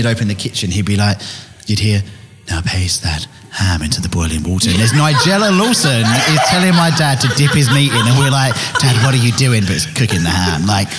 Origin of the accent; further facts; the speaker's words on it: England, United Kingdom; But being English, I don't enjoy being hot and full at the same time.